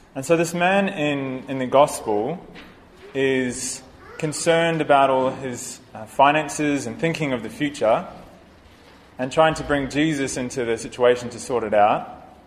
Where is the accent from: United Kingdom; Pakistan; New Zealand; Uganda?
New Zealand; I'm from New Zealand